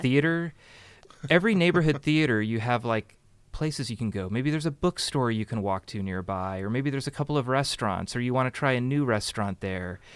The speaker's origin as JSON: {"language": "English", "town": "Burlingame", "region": "California", "country": "United States", "tie": "born or raised there", "also_born_or_lived": "Los Angeles", "said": "I grew up in Burlingame"}